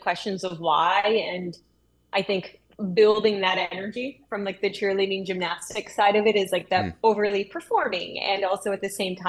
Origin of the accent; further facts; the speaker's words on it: Pinconning, Michigan, United States; I grew up in a small town in Michigan. It was called Pinconning, which is like a population of, I think, less than 12,000. Or not 12,000, 1,200. It was super tiny, one stoplight.